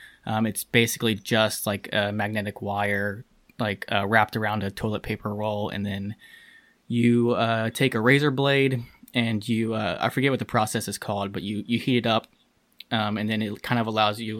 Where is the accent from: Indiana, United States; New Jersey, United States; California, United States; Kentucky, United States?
Kentucky, United States; also born or lived in Cincinnati; I am from Kentucky